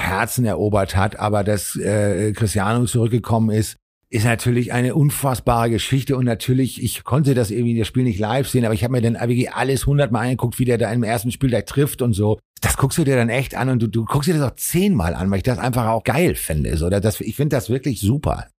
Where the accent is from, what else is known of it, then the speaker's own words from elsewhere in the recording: Hamburg, Germany; ich komme aus dem Arbeiterviertel in Hamburg